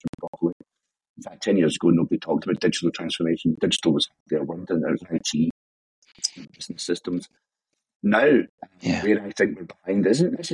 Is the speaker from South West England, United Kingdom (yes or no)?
no; Scotland, United Kingdom; also born or lived in Glasgow; now in Edinburgh, United Kingdom; as you can hear, I'm Scottish